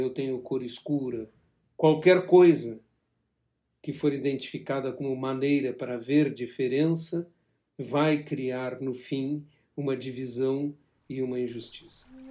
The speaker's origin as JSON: {"language": "Portuguese", "country": "Brazil", "said": "como brasileiro"}